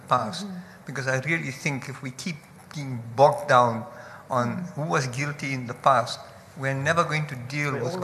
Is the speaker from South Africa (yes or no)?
yes; South Africa; the township where I grew up in Nuclear